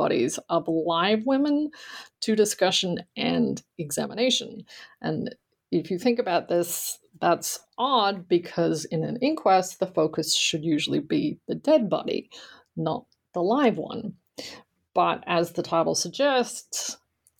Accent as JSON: {"language": "English", "country": "Australia", "tie": "born or raised there", "moved": "as an adult", "lives_now": "United States", "said": "I grew up in Australia and I attended college there"}